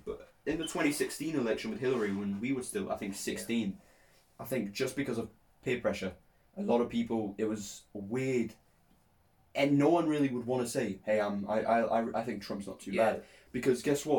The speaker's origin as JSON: {"language": "English", "country": "Poland", "tie": "born or raised there", "moved": "yes", "lives_now": "England, United Kingdom", "said": "I was born in Poland."}